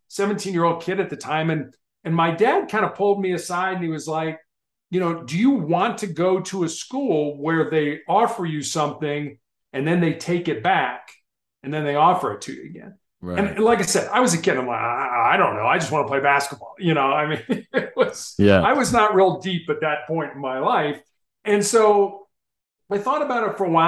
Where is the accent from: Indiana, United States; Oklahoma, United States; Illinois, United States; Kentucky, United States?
Illinois, United States; Chicago; growing up in Chicago